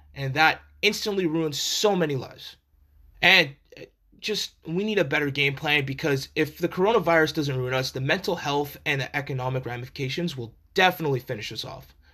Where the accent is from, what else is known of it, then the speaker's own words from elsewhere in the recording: Canada; as Canadian citizens